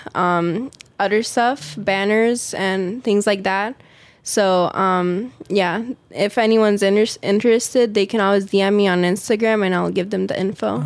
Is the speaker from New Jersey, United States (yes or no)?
no; Las Vegas, Nevada, United States; I was born in Las Vegas. Uh, it's where I live right now.